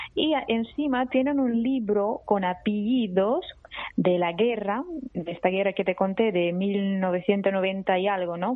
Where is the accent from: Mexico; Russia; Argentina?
Russia; Spanish is a second language; moved away as an adult; also born or lived in Abkhazia, Georgia; now in Barcelona, Spain; yo con mis padres me fui a Rusia porque empezó la guerra, ¿no? Y entonces yo crecí en Rusia.